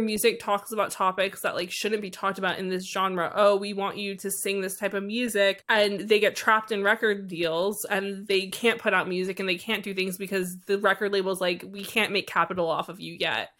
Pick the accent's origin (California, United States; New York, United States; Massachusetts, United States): New York, United States; also born or lived in Philadelphia; I went to college in Philadelphia, which is, like, an hour and a half from where I lived in New York